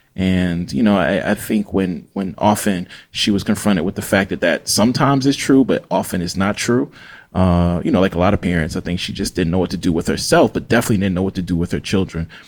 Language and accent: English; Jackson, Mississippi, United States; now in Oxford, United States; I'm a black Southern writer from Jackson, Mississippi.